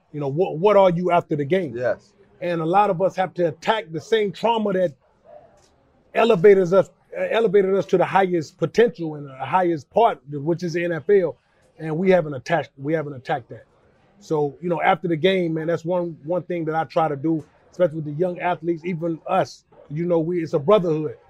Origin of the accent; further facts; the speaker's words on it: Charlotte, North Carolina, United States; I grew up in West Charlotte